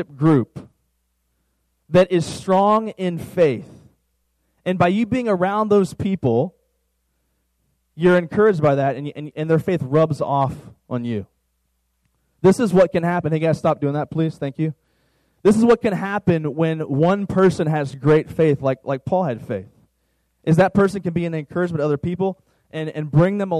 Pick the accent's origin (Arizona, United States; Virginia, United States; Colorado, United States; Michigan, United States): Virginia, United States; now in Dallas-Fort Worth, United States; where I'm from, Virginia